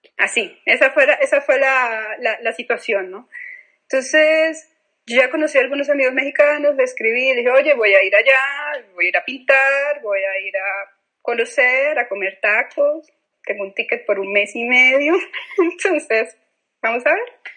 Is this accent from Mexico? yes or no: no; Colombia; moved away; yo vengo de un país violento